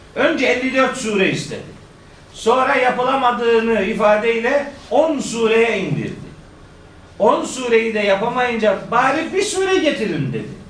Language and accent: Turkish; Of, Trabzon, Turkey; Ben de Ofluyum